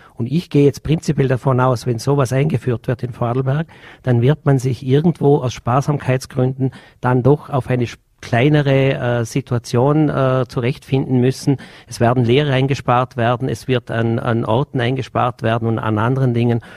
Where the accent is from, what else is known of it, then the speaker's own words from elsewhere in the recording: Bludenz district, Vorarlberg, Austria; ich komme aus dem Bezirk Blodens und wir in Blodens sind jetzt ein ländlicher Bezirk